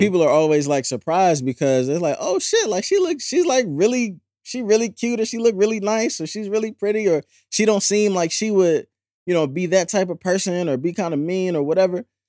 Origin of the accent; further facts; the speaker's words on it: St. Louis, Missouri, United States; now in Philadelphia, United States; I'm from Saint Louis, I live in Philly